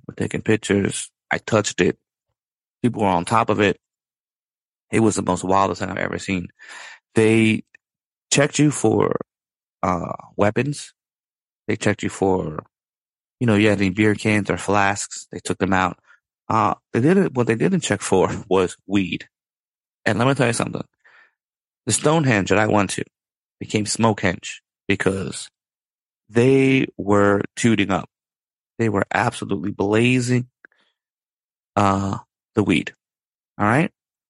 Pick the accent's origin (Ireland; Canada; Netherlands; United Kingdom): Ireland; You know, I love Dublin. I'm not saying that because I'm Irish.